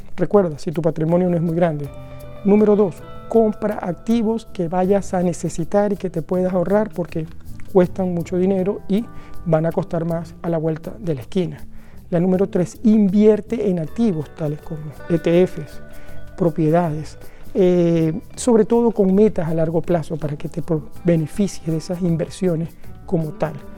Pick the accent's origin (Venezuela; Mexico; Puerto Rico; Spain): Venezuela; now in Norway; el país de donde vengo, Venezuela